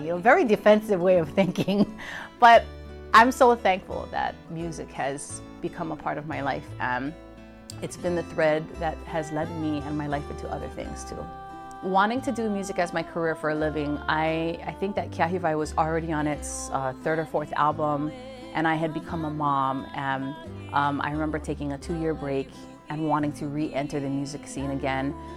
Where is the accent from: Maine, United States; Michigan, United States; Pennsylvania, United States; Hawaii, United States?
Hawaii, United States; as a Hawaiian, just continuing to prolong and procure our, our language, our mele, and our history